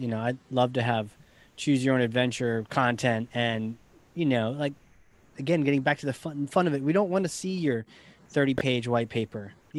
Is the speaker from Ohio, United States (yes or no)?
no; New Hampshire, United States; I'm New Hampshire